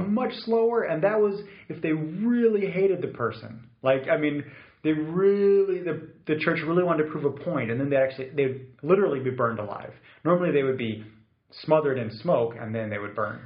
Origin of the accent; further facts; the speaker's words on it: Munich, Bavaria, Germany; I grew up in Munich